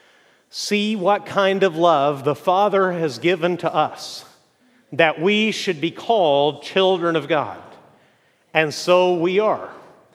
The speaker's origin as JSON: {"language": "English", "country": "Mexico", "tie": "born or raised there", "moved": "yes", "said": "growing up in Mexico"}